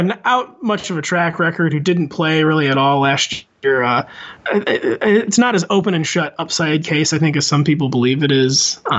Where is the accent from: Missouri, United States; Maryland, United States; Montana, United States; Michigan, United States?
Missouri, United States; St. Louis; I'm from the Midwest. It's extremely common in Missouri, St. Louis area for people to be shooting off fireworks for like a month before the 4th of July.